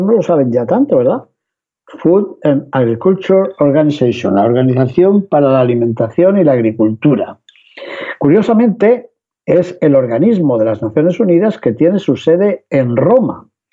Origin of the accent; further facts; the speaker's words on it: Spain; los que venimos de España